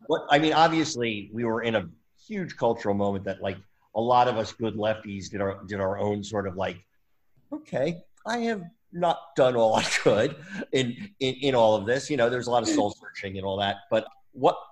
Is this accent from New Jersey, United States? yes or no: yes; New Jersey, United States; when I was growing up in New Jersey. I'm from Jersey